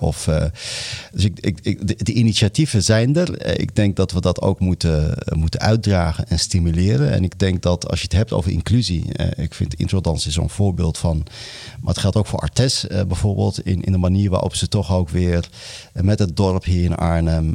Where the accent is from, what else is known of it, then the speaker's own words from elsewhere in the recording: Morocco; now in Netherlands; in Marokko waar ik vandaan kom